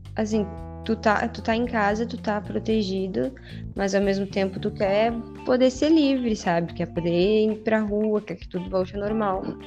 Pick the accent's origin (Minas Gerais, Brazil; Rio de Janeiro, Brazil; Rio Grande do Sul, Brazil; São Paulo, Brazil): Rio Grande do Sul, Brazil; Uruguaiana; now in Santa Catarina, Brazil; Eu vim de Uruguaiana, no Rio Grande do Sul. Estou já há um tempão aqui em Santa Catarina